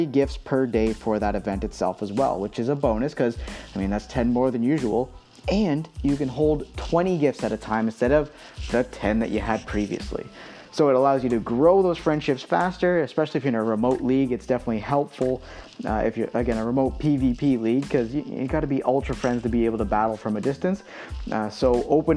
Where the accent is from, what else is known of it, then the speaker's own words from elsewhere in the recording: Canada; I am a Canadian myself